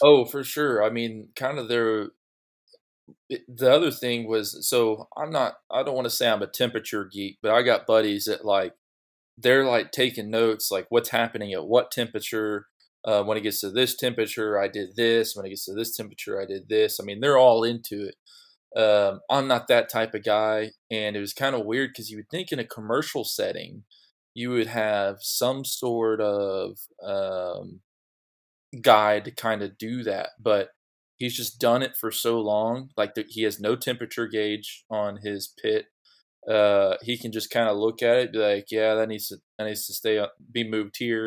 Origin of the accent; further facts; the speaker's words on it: Dallas, Texas, United States; me growing up in the Dallas area